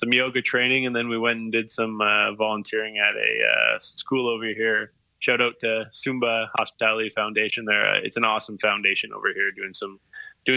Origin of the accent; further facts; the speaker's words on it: Saskatchewan, Canada; we're from Saskatchewan, the flattest of places.